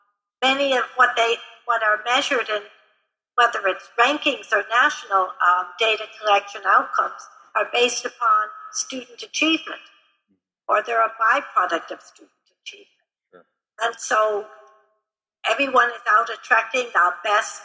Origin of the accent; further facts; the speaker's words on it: Chicago, Illinois, United States; I'm from Chicago